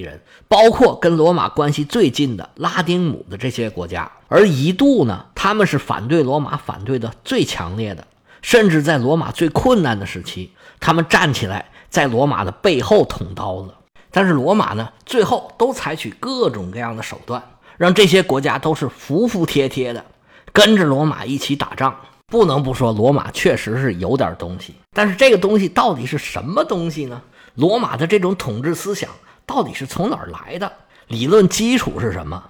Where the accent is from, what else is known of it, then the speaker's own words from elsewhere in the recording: China; 我们中国人特别能理解这个事儿